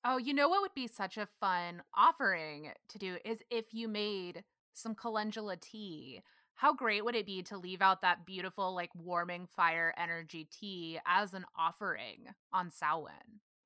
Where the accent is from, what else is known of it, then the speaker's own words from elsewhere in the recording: Granbury, Texas, United States; moved away as an adult; now in Los Angeles, United States; growing up in Granbury, we had, there were people buried in the cemetery out by my house